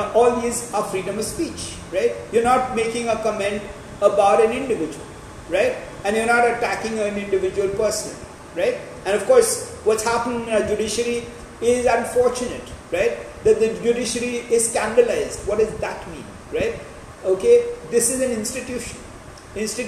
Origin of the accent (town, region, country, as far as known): India